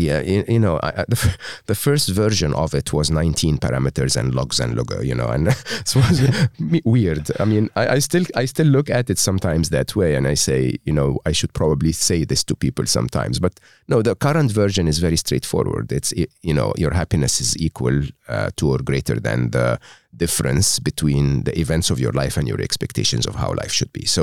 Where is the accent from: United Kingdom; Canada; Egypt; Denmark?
Egypt; English is a second language; I was born and raised in Egypt uh, educated in a public school and a public uh, university in Egypt.